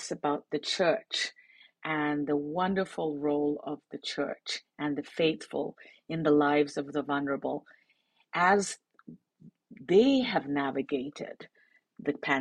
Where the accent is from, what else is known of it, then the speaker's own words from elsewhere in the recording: India; moved away; also born or lived in United Kingdom / Washington, D.C., United States; I actually was born and raised in India. So it's a return after 30 years